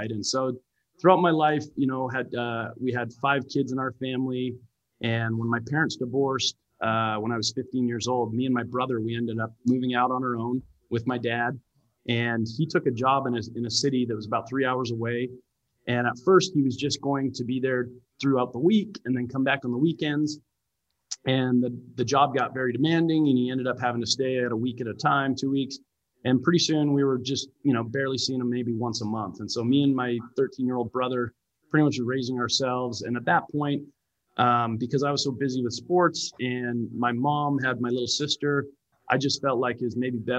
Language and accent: English; Lethbridge, Alberta, Canada; I grew up in Canada. I was born and raised in Canada. My family moved around a ton when I was a kid.